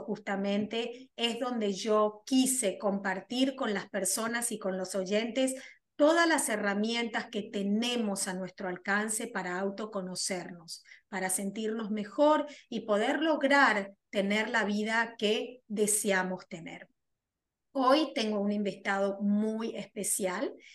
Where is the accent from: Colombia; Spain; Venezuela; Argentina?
Argentina; moved away as an adult; now in United States; soy argentina, resido en los Estados Unidos hace más de 24 años